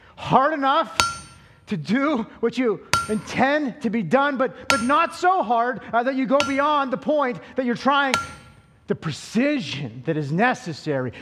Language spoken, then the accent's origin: English; Altoona, Pennsylvania, United States; I'm from Western Pennsylvania, uh, the sticks. Now, I'm not just from Altoona, like I'm, I'm from like the outskirts of Altoona